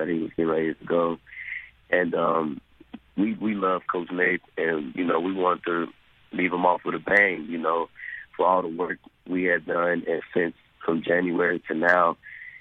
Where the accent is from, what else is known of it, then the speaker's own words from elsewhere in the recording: Benton, Texas, United States; moved away; I'm from Benton, Texas.